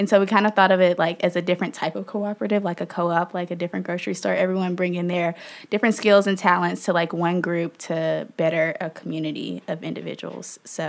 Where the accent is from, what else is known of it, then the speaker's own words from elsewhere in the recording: Memphis, Tennessee, United States; I am from Memphis, Tennessee, born and raised. I went to undergrad in Memphis at this little bitty Catholic school called Christian Brothers University.